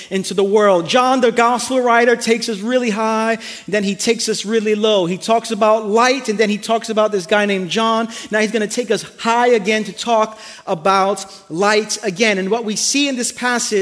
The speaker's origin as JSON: {"language": "English", "town": "New York City", "region": "New York", "country": "United States", "moved": "yes", "said": "I'm from Brooklyn"}